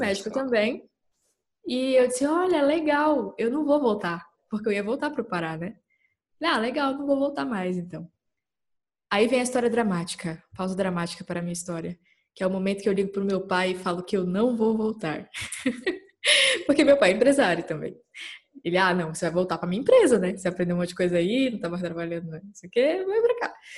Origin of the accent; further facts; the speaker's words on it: Capanema, Pará, Brazil; moved away as an adult; also born or lived in Belém, Pará; now in São Paulo, Brazil; Eu sou do interior do Pará, numa cidadezinha pequena chamada Capanema. E meus pais moram lá até hoje. E eu só saí de lá com 18 anos